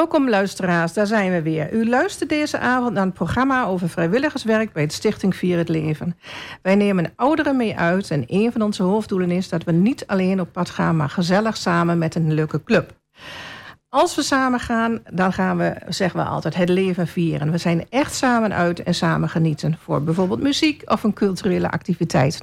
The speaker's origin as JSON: {"language": "Dutch", "town": "Hengelo", "region": "Overijssel", "country": "Netherlands", "tie": "born or raised there", "moved": "as an adult", "lives_now": "Albergen, Netherlands", "said": "Ik ben van origine, net als u, een Hengeloze. Ik ben in Hengelo geboren"}